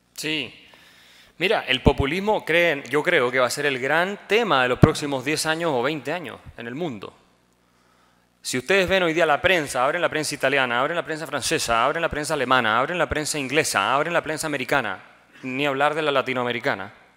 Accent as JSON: {"language": "Spanish", "country": "Colombia", "said": "vengo desde Colombia"}